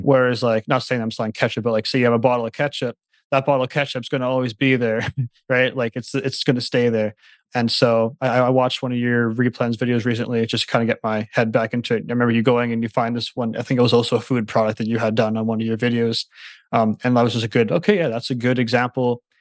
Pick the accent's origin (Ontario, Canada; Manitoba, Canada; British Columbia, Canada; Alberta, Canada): Manitoba, Canada; I live nearby Winnipeg. It's the city, it's the capital city of Manitoba, so I'm from Canada